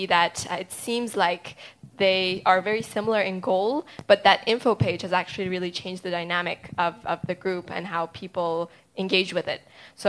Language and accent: English; Iran; I am originally from Iran, and you know, Iran obviously doesn't get a lot of positive coverage in the media